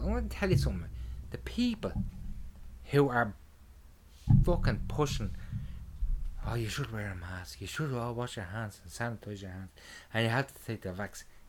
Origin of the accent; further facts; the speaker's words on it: Ireland; I'm Irish